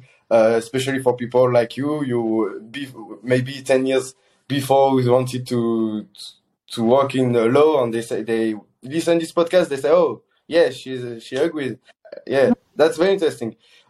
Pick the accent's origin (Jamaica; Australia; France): France; moved away as an adult; now in Netherlands; my home country, which is France